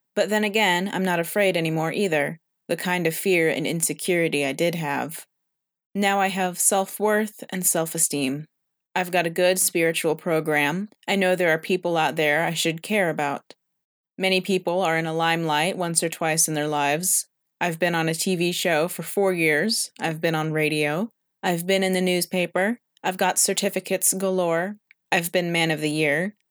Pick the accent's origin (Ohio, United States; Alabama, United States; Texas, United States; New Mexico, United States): Texas, United States; San Antonio; I was born in an elevator of the Santa Rosa Hospital in San Antonio, Texas